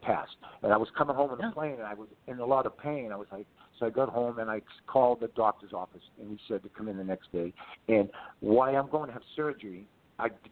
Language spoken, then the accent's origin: English; Boston, Massachusetts, United States; I was from Mission Hill